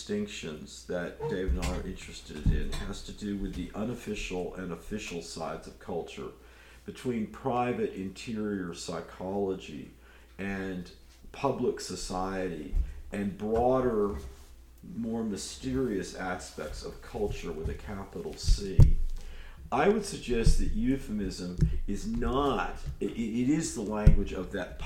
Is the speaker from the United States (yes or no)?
yes; Berkeley, California, United States; my hometown of Berkeley, California